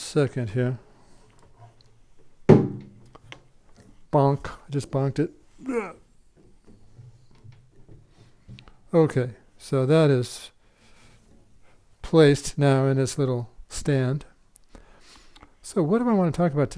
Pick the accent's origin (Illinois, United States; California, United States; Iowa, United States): Iowa, United States; when I grew up in Iowa, it was near one of the largest, if not the largest, community of Amish people in America